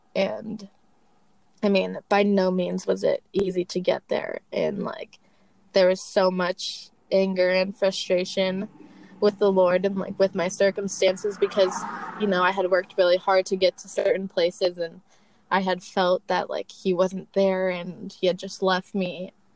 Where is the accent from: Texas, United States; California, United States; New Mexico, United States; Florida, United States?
California, United States; Torrance; also born or lived in Portland, Oregon; I am from Torrance, California